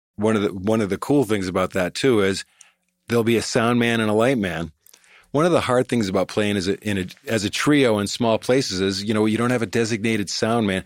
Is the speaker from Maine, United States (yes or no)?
yes; Cape Elizabeth, Maine, United States; also born or lived in Boston / Greater Boston; I grew up in Maine